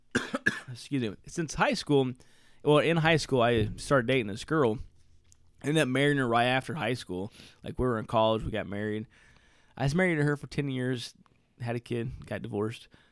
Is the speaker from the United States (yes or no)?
yes; Southern Indiana, United States; growing up in Southern Indiana